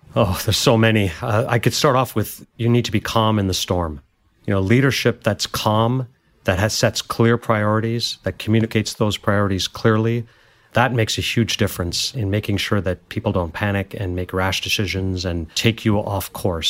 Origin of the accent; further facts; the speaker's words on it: Montreal, Quebec, Canada; moved away as an adult; also born or lived in India / Goa / Paris; now in United States; growing up in Montreal and studied business.